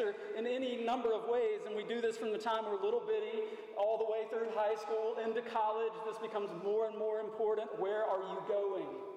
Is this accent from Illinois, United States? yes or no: no; McComb, Mississippi, United States; now in Shreveport, United States; I was born in the South, Macomb, Mississippi